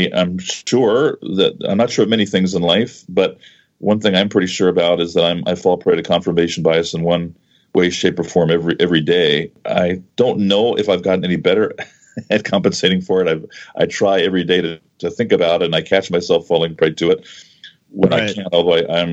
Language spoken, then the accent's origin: English; United States; growing up in the U.S.